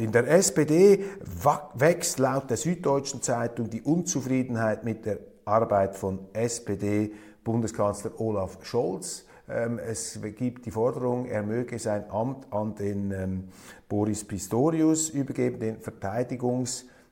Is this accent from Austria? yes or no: no; Switzerland; als Schweizer